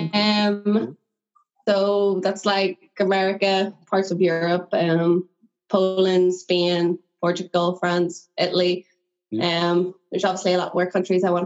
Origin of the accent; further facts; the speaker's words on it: Northern Ireland, United Kingdom; I'm from Northern Ireland